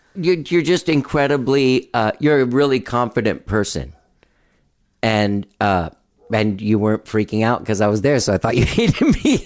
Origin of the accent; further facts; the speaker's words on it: Miami, Florida, United States; I was born in Miami. My family had already moved here from there.